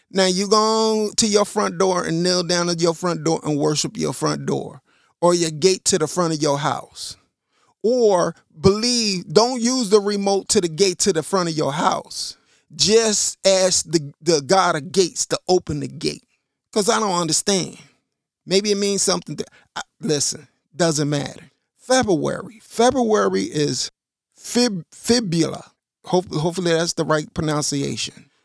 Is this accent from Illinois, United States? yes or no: yes; Chicago, Illinois, United States; I'm from Chicago.